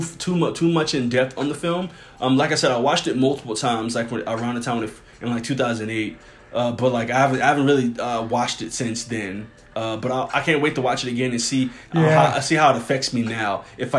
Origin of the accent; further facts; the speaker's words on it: New Orleans, Louisiana, United States; I came from New Orleans and I was fresh off the boat.